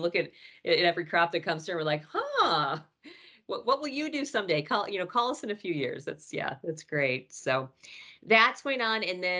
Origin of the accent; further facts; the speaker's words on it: near Cedar Point, Ohio, United States; I grew up near Cedar Point